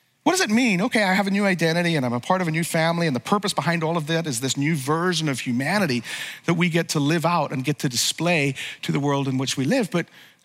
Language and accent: English; Northern Ireland, United Kingdom; I grew up in Northern Ireland